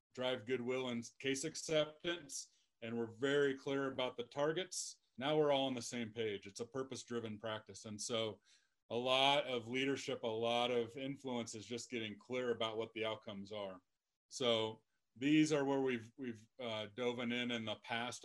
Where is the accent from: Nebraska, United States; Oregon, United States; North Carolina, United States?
Nebraska, United States; Lexington; moved away; my hometown of Lexington, Nebraska